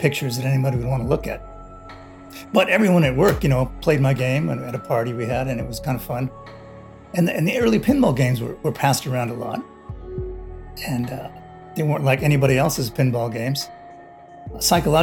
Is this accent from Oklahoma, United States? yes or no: no; Los Angeles, California, United States; I grew up in Los Angeles